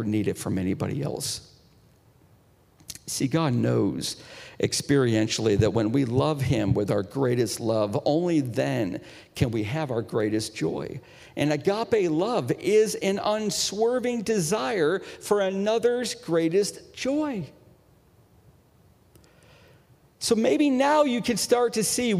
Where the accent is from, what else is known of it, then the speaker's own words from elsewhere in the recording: Northeast, United States; I'm from the Northeast. We've got the Poconos.